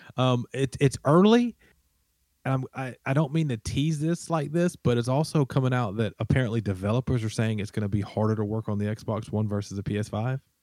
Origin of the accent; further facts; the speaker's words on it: Alabama, United States; I'm from Alabama.